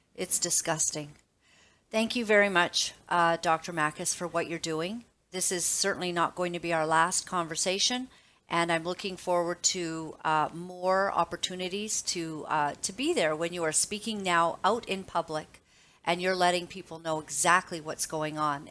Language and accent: English; Canada; As a mother, as a Canadian